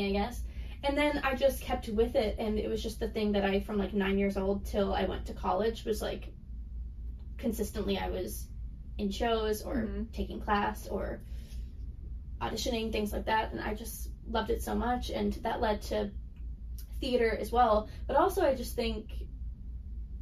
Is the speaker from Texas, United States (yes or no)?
yes; Texas, United States; moved away; also born or lived in New York City / Los Angeles; I'm from Texas and not from the East Coast